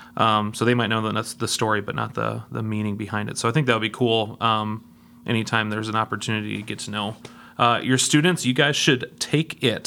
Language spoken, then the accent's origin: English; Denver, Colorado, United States; I was born in Denver, Colorado